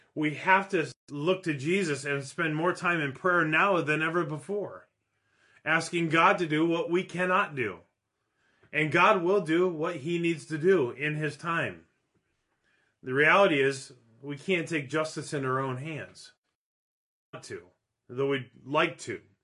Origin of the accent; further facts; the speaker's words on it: Minneapolis, Minnesota, United States; moved away; my city that I grew up